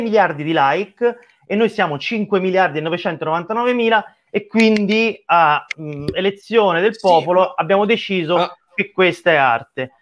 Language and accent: Italian; Tuscany, Italy; sono toscano